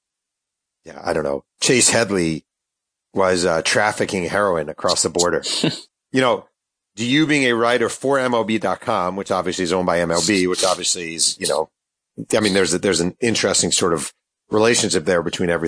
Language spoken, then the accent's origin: English; New York, United States; I'm a New Yorker, came up in New York, started my career in New York